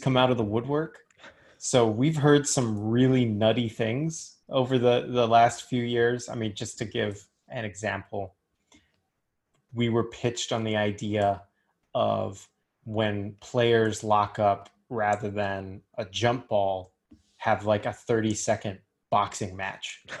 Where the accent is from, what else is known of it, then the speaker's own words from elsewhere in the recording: Richmond, Virginia, United States; moved away; I'm from Richmond.